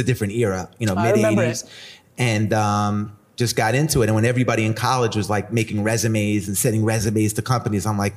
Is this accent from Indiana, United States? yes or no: no; Long Island, New York, United States; also born or lived in Washington, D.C.; I grew up in Long Island